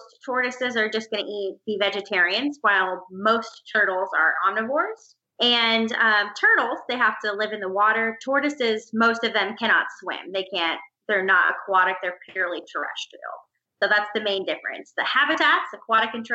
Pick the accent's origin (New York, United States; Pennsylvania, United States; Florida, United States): Florida, United States; Orlando; also born or lived in Gainesville, Florida; growing up in Florida